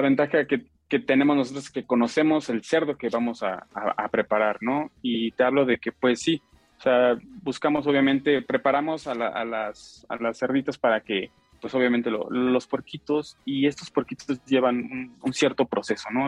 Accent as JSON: {"language": "Spanish", "region": "Michoacán", "country": "Mexico", "said": "nosotros, toda la familia es de, somos de allá de Michoacán"}